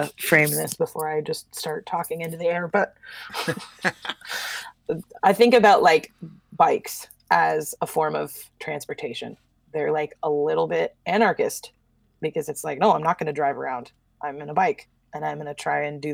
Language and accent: English; the Northwest, Pacific Northwest, United States; I grew up in the Northwest with a, you know, middle-class family